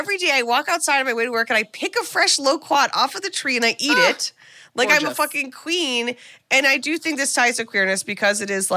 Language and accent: English; Ohio, United States; moved away; I'm from Ohio, so when I see something I don't know on a branch or a bush, I was instructed as a youth, do not eat it.